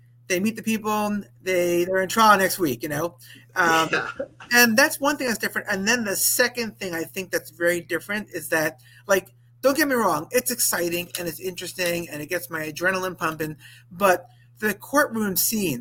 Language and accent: English; Valley Stream, New York, United States; also born or lived in Binghamton, New York; I grew up in Long Island, New York, Valley Stream to be precise